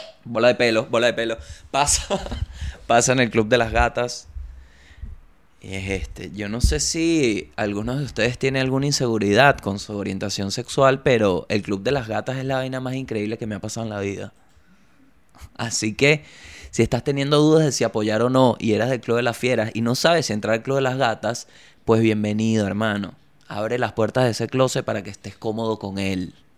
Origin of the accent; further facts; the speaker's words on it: La Guaira, Venezuela; moved away; also born or lived in Chile; yo vengo de la Guaira.